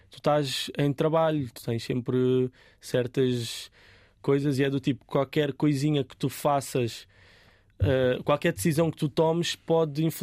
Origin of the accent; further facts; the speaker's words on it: Portugal; Eu sou tuga